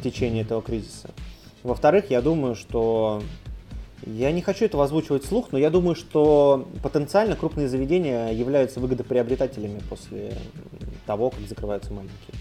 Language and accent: Russian; Saint Petersburg, Russia; мы питерцы